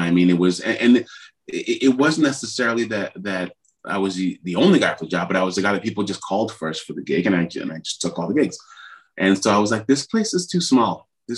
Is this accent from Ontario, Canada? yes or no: yes; Ottawa, Ontario, Canada; And I'm like, I'm just from Ottawa, blah, blah, blah.